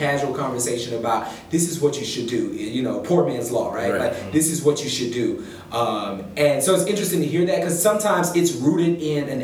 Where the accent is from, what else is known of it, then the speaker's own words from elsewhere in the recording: Texas, United States; moved away as an adult; also born or lived in Washington, District of Columbia, United States / Houston, Texas; I'm from Texas, and then I went to law school in DC